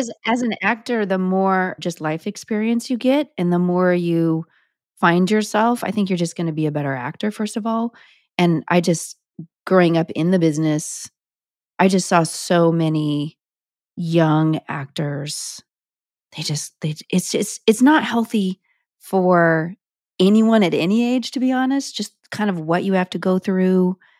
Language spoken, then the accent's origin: English; Sparks, Nevada, United States; moved away; also born or lived in Reno, Nevada; I was born in a Reno hospital, but I'm technically from Sparks, Nevada